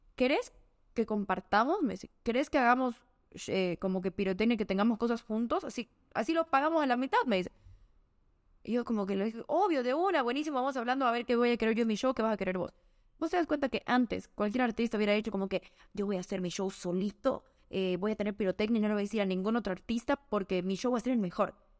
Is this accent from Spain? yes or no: no; Bolivia; Soy boliviana, hago música en Bolivia